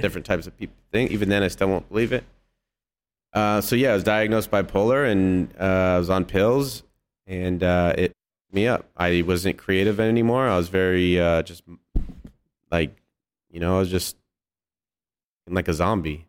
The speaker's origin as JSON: {"language": "English", "area": "hometown about an hour from Berkeley", "region": "California", "country": "United States", "tie": "born or raised there", "said": "Berkeley,\" which was, like, an hour away from my hometown"}